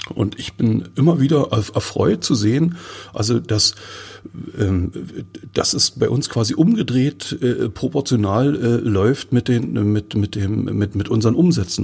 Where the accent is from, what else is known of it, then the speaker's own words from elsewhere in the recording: Forst, Brandenburg, Germany; Ich bin ja gebürtiger Forster